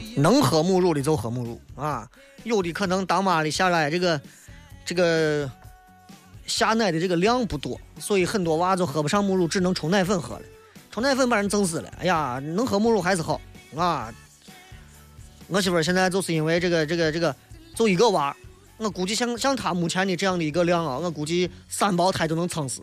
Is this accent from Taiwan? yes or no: no; Shaanxi, China; 作为陕西人